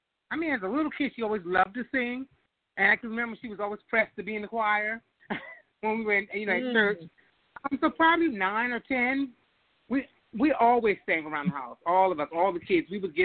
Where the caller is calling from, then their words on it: Washington, District of Columbia, United States; I'm calling from Washington, D.C.